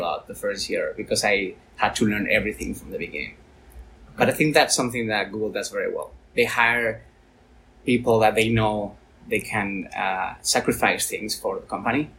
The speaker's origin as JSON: {"language": "English", "town": "Valencia", "region": "Valencian Community", "country": "Spain", "said": "I'm from Valencia"}